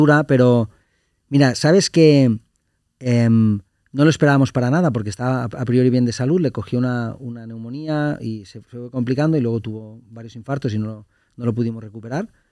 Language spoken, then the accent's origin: Spanish; Lleida, Catalonia, Spain; nosotros somos de Lleida, que es una ciudad una hora y media de Barcelona